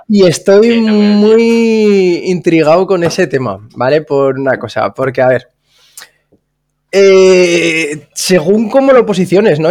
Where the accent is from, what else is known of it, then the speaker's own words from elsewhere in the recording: Zaragoza, Aragon, Spain; now in Salou, Spain; yo soy un chaval de Zaragoza que se mudó a Salou